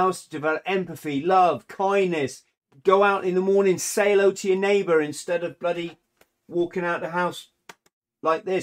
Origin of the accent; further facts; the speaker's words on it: England, United Kingdom; being an English person